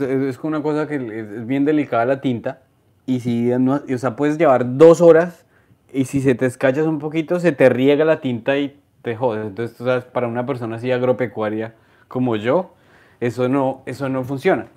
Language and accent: Spanish; Colombia; moved away as an adult; also born or lived in Queens, New York; now in New York, United States